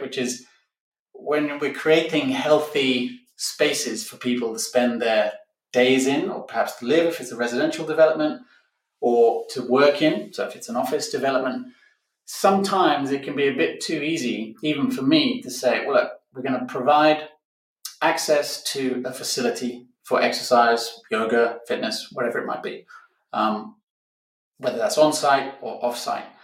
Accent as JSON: {"language": "English", "town": "Barcelona", "region": "Catalonia", "country": "Spain", "tie": "born or raised there", "said": "This week, I'm in my hometown of Barcelona, Spain"}